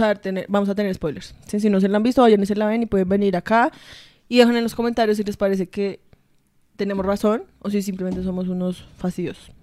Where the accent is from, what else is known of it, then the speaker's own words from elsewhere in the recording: Colombia; soy colombiana